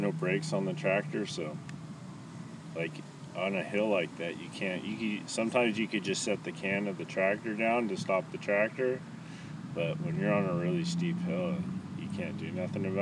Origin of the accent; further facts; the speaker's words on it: San Diego, California, United States; I was born in San Diego